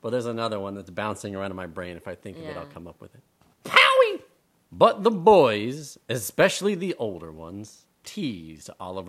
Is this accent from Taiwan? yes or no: yes; Taiwan; Hey, …, go back to Poland. Right? Like, I'm not even from Poland. I'm from Taiwan, man.